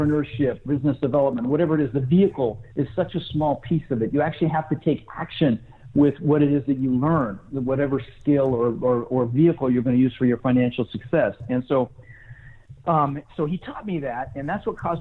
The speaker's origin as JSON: {"language": "English", "town": "Denver", "region": "Colorado", "country": "United States", "tie": "born or raised there", "also_born_or_lived": "Netherlands", "said": "I was born in Holland, and we immigrated from the Netherlands and ended up in Denver, Colorado, where I lived for 30 years"}